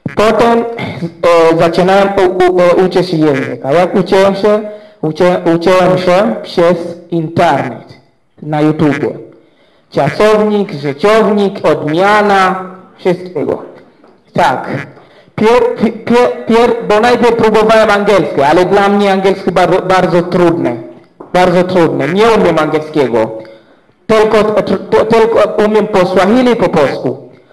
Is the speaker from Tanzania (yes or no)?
yes; Zanzibar, Tanzania; Polish is a second language; u nas na Zanzibarze